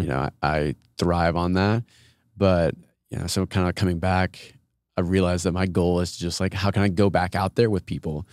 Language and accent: English; Austin, Texas, United States; I'm from Austin, grew up, all my siblings live here, my parents live here